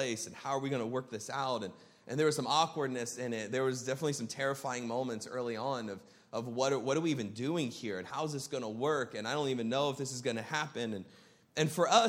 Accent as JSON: {"language": "English", "town": "Columbus", "region": "Ohio", "country": "United States", "tie": "born or raised there", "also_born_or_lived": "Arizona", "moved": "as an adult", "lives_now": "Burbank, United States", "said": "born and raised in Columbus, Ohio"}